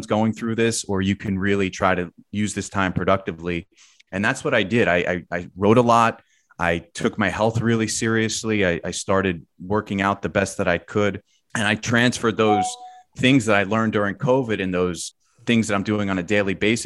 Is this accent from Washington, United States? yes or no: no; New Jersey suburbs, United States; I'm from the Jersey suburbs